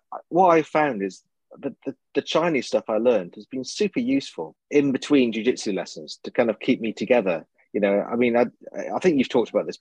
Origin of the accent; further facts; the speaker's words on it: United Kingdom; I'm British.